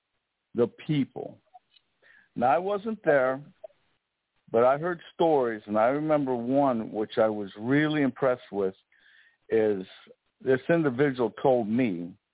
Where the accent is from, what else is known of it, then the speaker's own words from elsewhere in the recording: right outside of Chicago, Indiana, United States; I grew up right outside of Chicago, in basically Chicago, Indiana